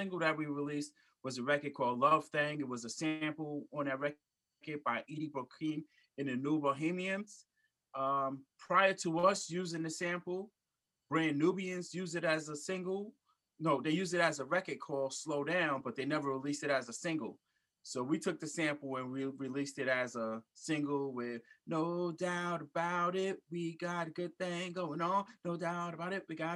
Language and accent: English; New York City, New York, United States; also born or lived in Germany / North Carolina / Georgia / Virginia; now in Long Island, United States; I was born and raised in Brooklyn, New York